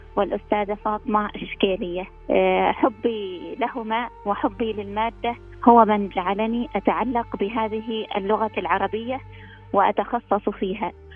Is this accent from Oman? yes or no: yes; Oman; أنا من سلطنة عمان